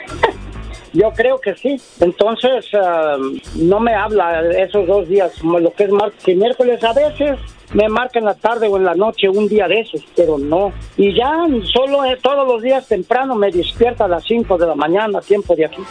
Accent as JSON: {"language": "Spanish", "region": "Puebla", "country": "Mexico", "said": "yo soy de México, del estado de Puebla."}